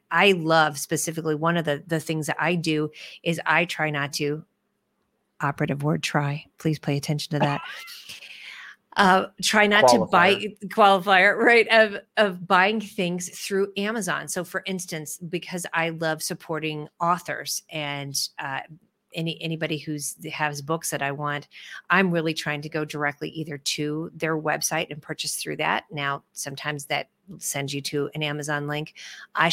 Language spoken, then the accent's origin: English; Midwest, United States; I'm a Midwesterner